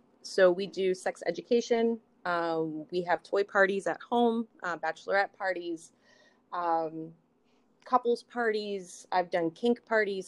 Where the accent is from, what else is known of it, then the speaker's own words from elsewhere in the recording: San Francisco, California, United States; moved away; I grew up in San Francisco. So I was exposed to a lot when I was a kid